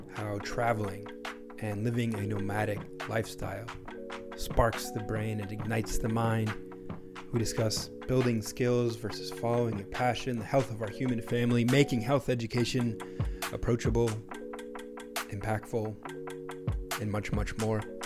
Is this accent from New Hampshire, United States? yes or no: yes; New Hampshire, United States; growing up in New Hampshire, it was frigid